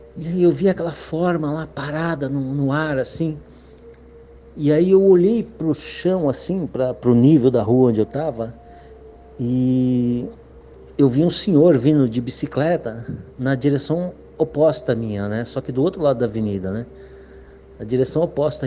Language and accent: Portuguese; Guarujá, São Paulo, Brazil; eu sou de Guarujá, São Paulo